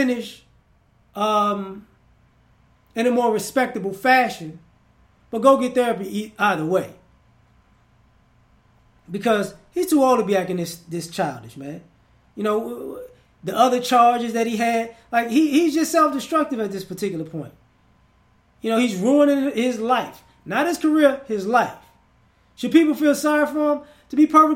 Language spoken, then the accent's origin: English; United States; I'm American